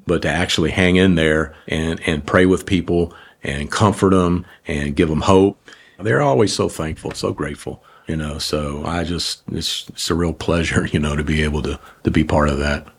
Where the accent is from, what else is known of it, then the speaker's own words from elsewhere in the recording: New Orleans, Louisiana, United States; moved away; I grew up in New Orleans.